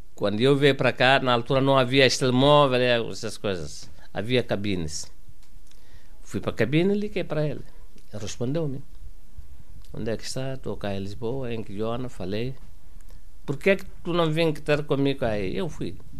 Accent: Guinea-Bissau; moved away as an adult; also born or lived in Mauritania; now in Portugal; Nasci em Guiné-Bissau em 1922 10 1949

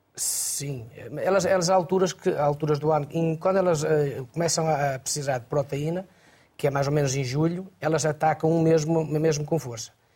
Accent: Arouca, Aveiro District, Portugal; eu sou da região da Arouca

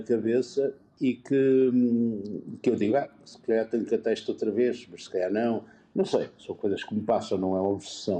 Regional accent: Porto, Norte, Portugal; now in Lisbon, Portugal; Eu sou da freguesia Santo Ildefonso.

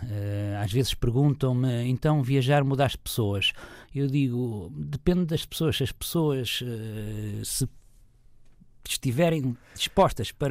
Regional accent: Figueira da Foz, Coimbra District, Portugal; na minha cidade natal, onde ainda hoje vivo. Portanto, a nossa Figueira da Foz.

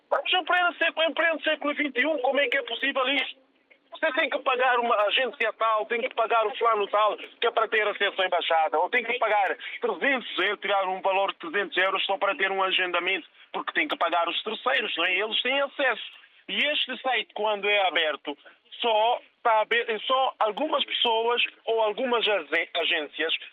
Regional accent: Guinea-Bissau; now in Lisbon, Portugal; na Guiné, que é o meu país de origem.

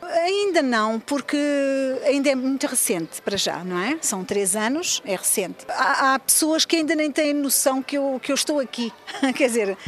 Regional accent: Luanda, Luanda Province, Angola; also born or lived in Portugal; now in Geneva, Switzerland; é Luanda, a minha cidade.

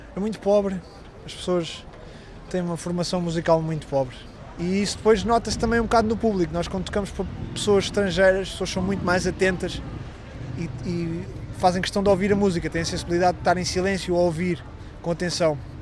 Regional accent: Lisbon, Portugal; Nasci em Lisboa

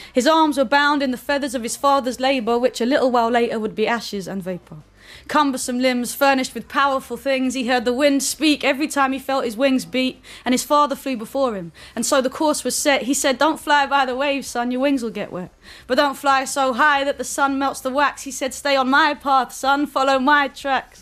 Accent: London, United Kingdom; growing up in southeast London, where I grew up in Lewisham

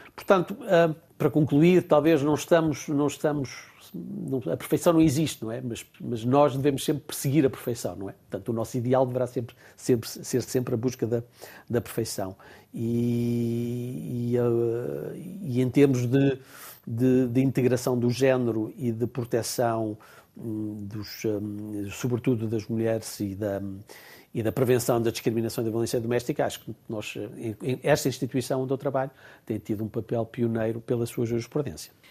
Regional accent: Portugal; moved away as an adult; now in Strasbourg, France; sou português, continuo a sentir-me português

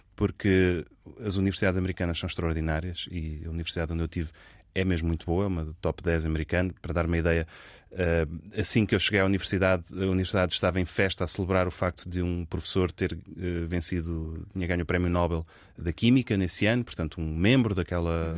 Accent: Lisbon, Portugal; nasci num, num meio privilegiado em Lisboa

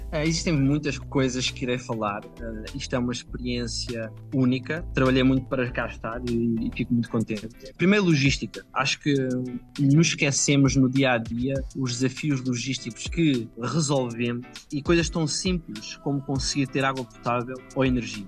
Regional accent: village near Ancião, Leiria district, Centro, Portugal; moved away as an adult; also born or lived in Lisbon / Groningen, Netherlands; Eu, em Portugal, sou da Sajedela, uma uhum. pequena aldeia perto da vila de Ancião, distrito de Leiria

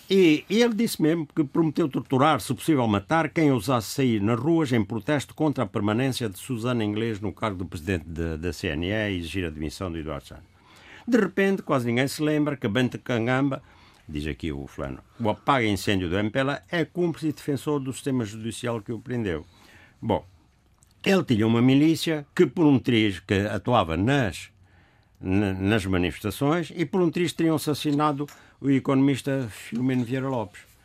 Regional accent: Angola; moved away; sobre lá a minha terra

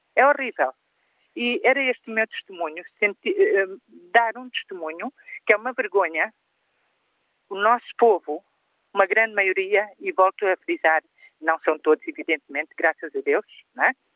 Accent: Portugal; Eu, como portuguesa que sou

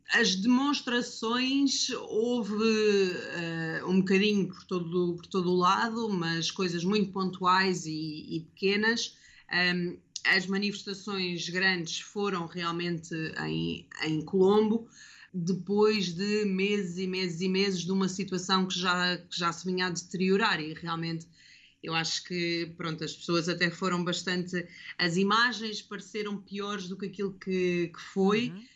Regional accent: Lisbon, Portugal; moved away as an adult; now in Mirissa, Sri Lanka; eu sou de Lisboa e, portanto, às vezes a minha cidade também me faz, eh, também me faz sentir saudades.

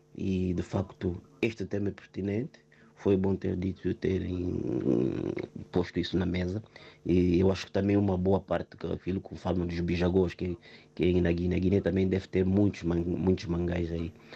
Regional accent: Angola; now in Amadora, Portugal; da minha terra Angola

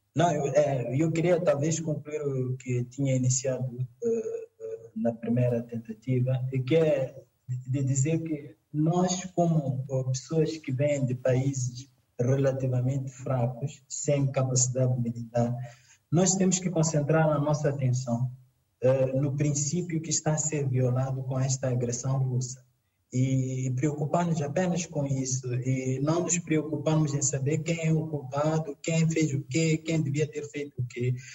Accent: Mozambique; em África, no meu caso em Moçambique

